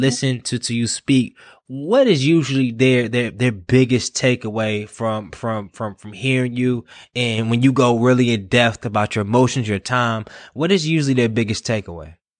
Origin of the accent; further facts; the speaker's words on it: Durham, North Carolina, United States; I'm from Durham